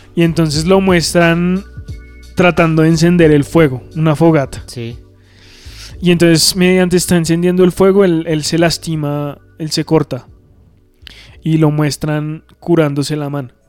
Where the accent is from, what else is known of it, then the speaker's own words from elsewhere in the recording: Colombia; como colombianos y como latinoamericanos